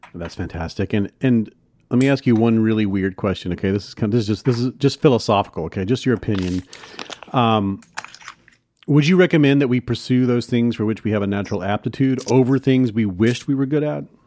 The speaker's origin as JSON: {"language": "English", "town": "Hattiesburg", "region": "Mississippi", "country": "United States", "tie": "born or raised there", "said": "my hometown hattiesburg mississippi"}